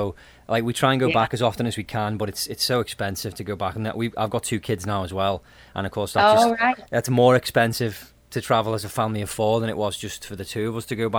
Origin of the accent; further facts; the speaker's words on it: Birkenhead, North West England, United Kingdom; moved away; How the hell do you know where Birkenhead is? That's bang on. That's exactly where I'm from.